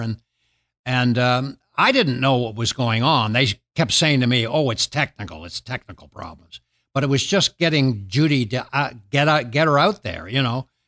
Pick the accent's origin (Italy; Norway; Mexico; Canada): Canada; moved away as an adult; now in United States; I'm a Canadian